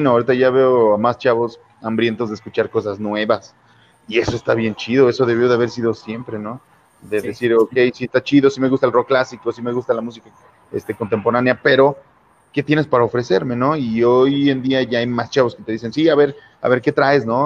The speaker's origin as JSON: {"language": "Spanish", "region": "Puebla", "country": "Mexico", "lives_now": "León, Mexico", "said": "Cuando yo llegué de Puebla, y bueno, eh"}